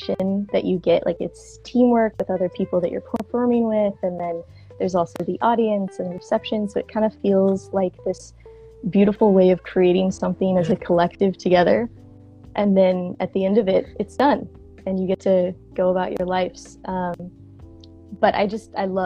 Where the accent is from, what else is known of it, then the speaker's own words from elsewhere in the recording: Tulsa, Oklahoma, United States; moved away; I was from Tulsa, Oklahoma